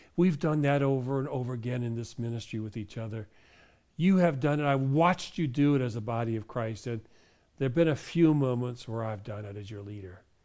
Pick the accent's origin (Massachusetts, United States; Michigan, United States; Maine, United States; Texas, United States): Michigan, United States; I was raised in Michigan